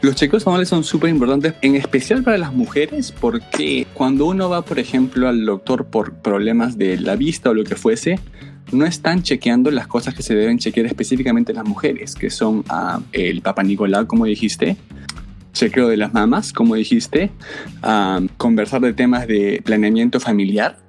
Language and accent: Spanish; Peru; also born or lived in Los Angeles; now in New Haven, United States; soy ah, peruano como tú.